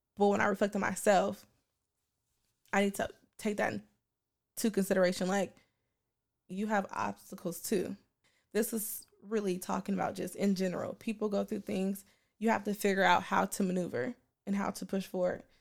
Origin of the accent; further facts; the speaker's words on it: Portland, Oregon, United States; growing up on Eleven and Free Month, in Portland, Oregon